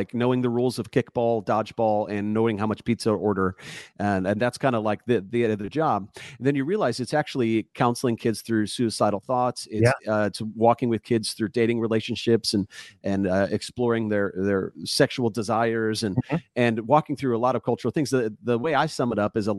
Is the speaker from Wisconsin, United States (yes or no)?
yes; Wisconsin, United States; moved away as an adult; also born or lived in Texas; now in Dallas-Fort Worth, United States; I have now lived in Texas 19 years, but I lived in Wisconsin for about 17 years